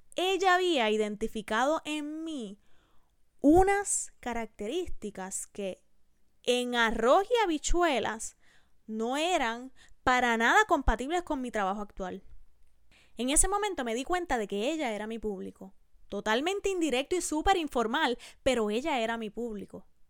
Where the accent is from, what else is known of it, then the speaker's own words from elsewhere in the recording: Puerto Rico; En mi país, en Puerto Rico, donde se graba este podcast